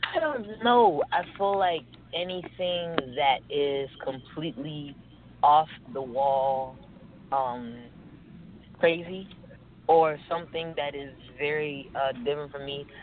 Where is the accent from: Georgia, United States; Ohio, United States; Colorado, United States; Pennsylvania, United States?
Georgia, United States; Atlanta; also born or lived in Washington, District of Columbia, United States; I'm from Atlanta. I live in Atlanta